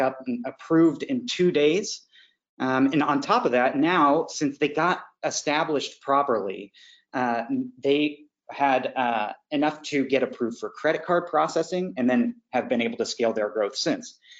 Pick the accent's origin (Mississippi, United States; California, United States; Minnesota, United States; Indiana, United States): Indiana, United States; now in Florida, United States; I'm from Indiana